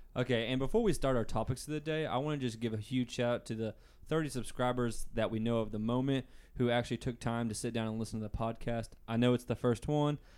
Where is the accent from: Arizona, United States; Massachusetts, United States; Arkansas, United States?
Arkansas, United States; Booneville; I come from Boonville, Arkansas, just like Hayden